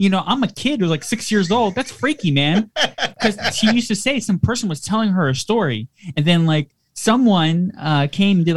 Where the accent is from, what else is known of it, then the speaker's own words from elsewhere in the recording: New York City, New York, United States; when I grew up in New York, in the city